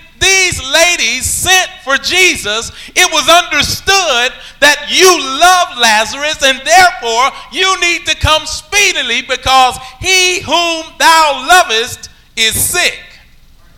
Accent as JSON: {"language": "English", "region": "Alabama", "country": "United States", "said": "I'm from Alabama"}